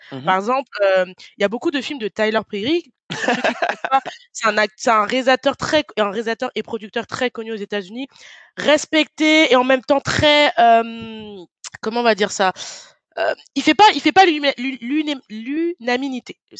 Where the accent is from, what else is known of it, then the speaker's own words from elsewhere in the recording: France; je suis née en France, j'ai grandi en France.